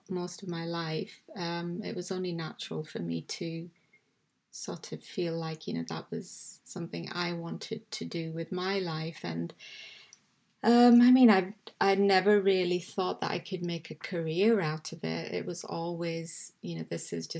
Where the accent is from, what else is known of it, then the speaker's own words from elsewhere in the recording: Karachi, Sindh, Pakistan; also born or lived in England / Belfast, Northern Ireland; now in West Yorkshire, United Kingdom; I was born in England, but I actually grew up, spent my formative years in Karachi from, say, maybe the age of 10.